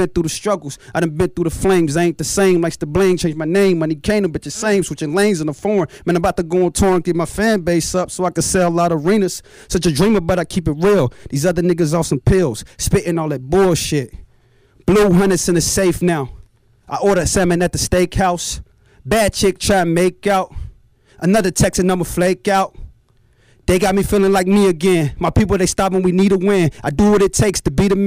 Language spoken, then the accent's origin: English; Chicago, Illinois, United States; I'm from Chicago